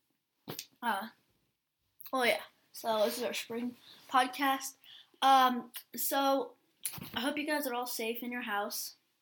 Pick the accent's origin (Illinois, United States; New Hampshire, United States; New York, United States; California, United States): California, United States; Oakland; if we're from Oakland